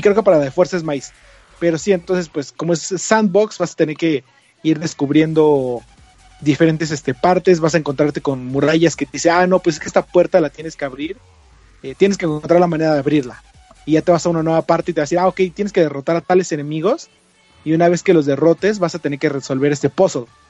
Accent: Mexico; somos mexicanos

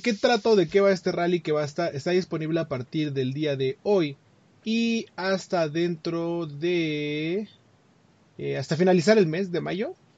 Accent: Mexico; para nosotros los mexicanos

